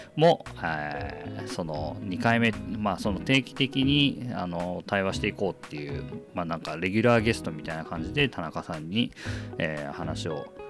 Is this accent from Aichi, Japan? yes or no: yes; Aichi, Japan; moved away; 僕の地元の愛知県も普通に1人1台ペースで